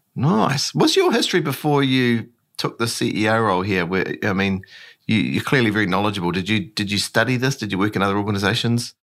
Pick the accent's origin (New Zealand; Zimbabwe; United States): New Zealand; when we're from New Zealand